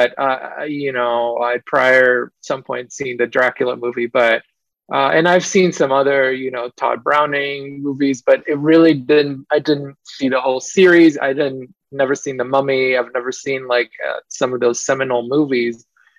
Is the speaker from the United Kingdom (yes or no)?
no; Israel; I grew up in Israel